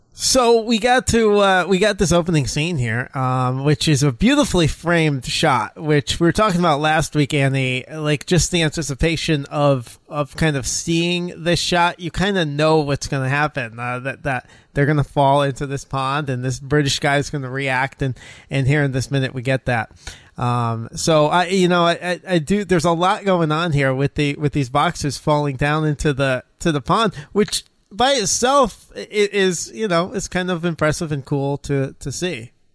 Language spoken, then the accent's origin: English; United States; Us as Americans